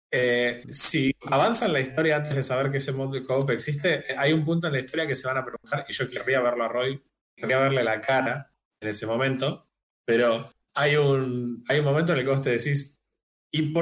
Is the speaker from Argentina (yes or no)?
yes; Argentina